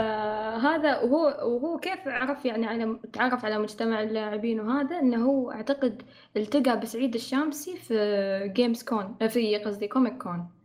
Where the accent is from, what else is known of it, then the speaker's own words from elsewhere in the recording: United Arab Emirates; نحن عندنا في الإمارات